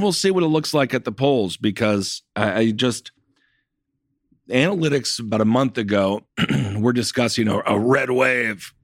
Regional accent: Wisconsin, United States; my home state of Wisconsin

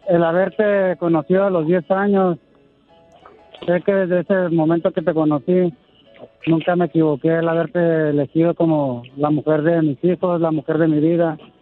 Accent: Mexicali, Baja California, Mexico; also born or lived in Guadalajara, Jalisco; Yo soy originario de Guadalajara, Jalisco. y radico desde los tres meses aquí en Mexicali

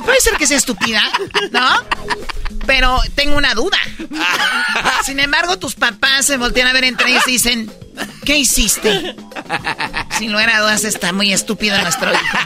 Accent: Tepatitlán, Jalisco, Mexico; soy de Tepatitlán

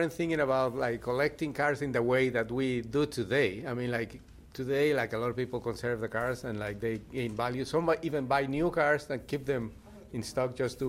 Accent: Miami, Florida, United States; because I'm from Miami, so yeah.

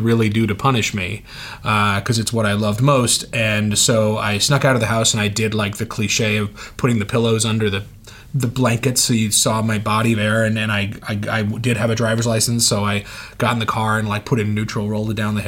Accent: Oakland, California, United States; moved away; I grew up in Oakland, California.

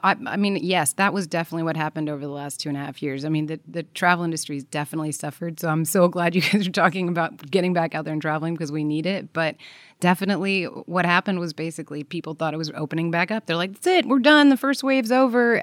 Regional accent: Belgium; I come from Belgium, and there's a, Brussels is the town there

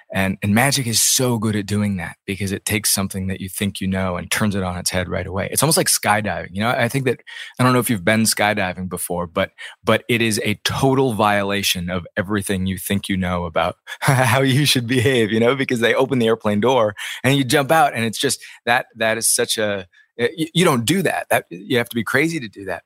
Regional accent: Ames, Iowa, United States; I grew up in Ames, Iowa

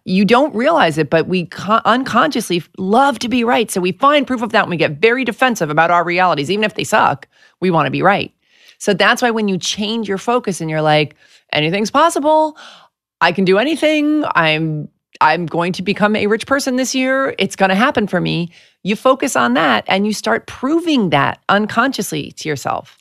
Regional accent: New York, United States; I'm from New York.

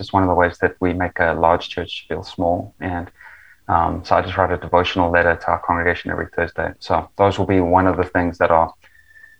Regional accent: Johannesburg, Gauteng, South Africa; now in Austin, United States; my hometown, Johannesburg

